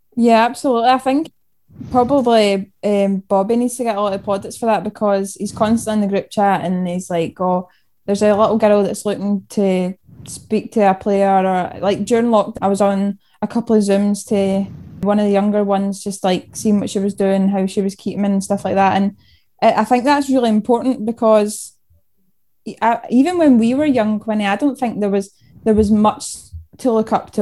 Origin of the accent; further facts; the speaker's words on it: Denny, Scotland, United Kingdom; Originally, I'm from Denny, which is just between Falkirk and Stirling, just a wee town in there.